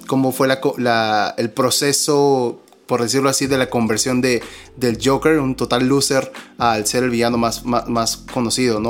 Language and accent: Spanish; Peru; somos dos peruanos